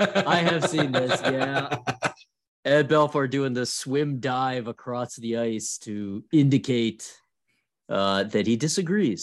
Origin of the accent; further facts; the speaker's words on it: Ottawa, Ontario, Canada; I'm from Ottawa up here.